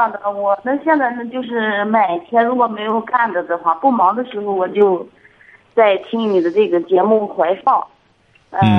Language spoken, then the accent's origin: Chinese; Taiyuan, Shanxi, China; 我山西太原的。